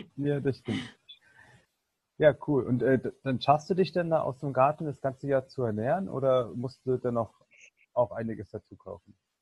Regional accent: Berlin, Germany; ich komme ja hier aus Berlin

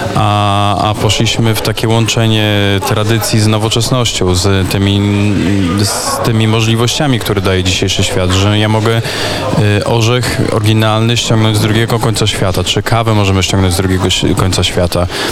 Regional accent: Sokółka, Podlaskie Voivodeship, Poland; jestem przecież z Sokółki

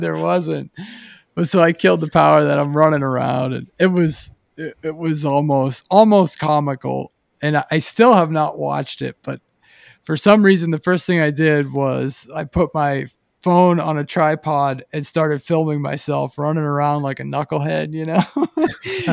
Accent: Pennsylvania, United States; now in Boise, United States; growing up in Pennsylvania

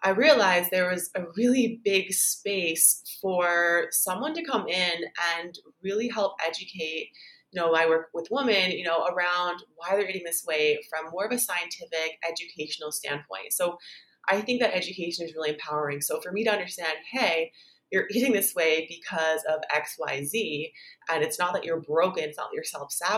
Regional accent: Canada; now in Bali, Indonesia; I'm Canadian, but I live in Bali

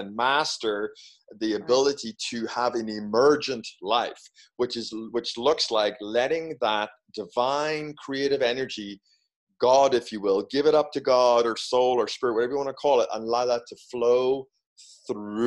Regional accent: Ireland; moved away as an adult; also born or lived in United Kingdom; now in United States; being Irish

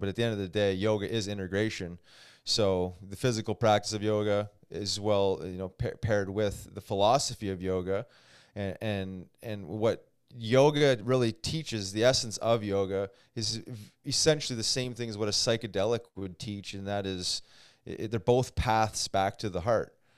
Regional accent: Canada; as a Canadian

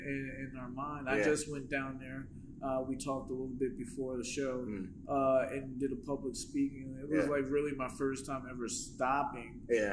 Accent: Pennsylvania, United States; I'm from Pennsylvania

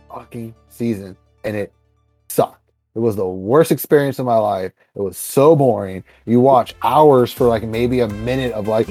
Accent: the Redwoods, California, United States; I had a little tiny comic book store in the tiny little town I grew up in out in the Redwoods

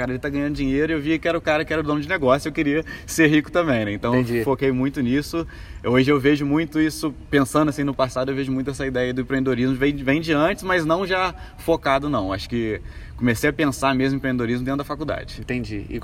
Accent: Juiz de Fora, Minas Gerais, Brazil; Então sou daqui de Juiz de Fora mesmo, né? É... sou criado na família, o que, que eu posso falar aí? Classe média baixa.

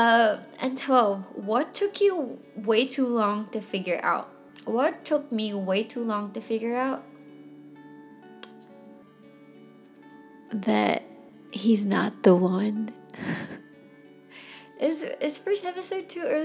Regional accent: Philippines; now in Texas, United States; I was from the Philippines

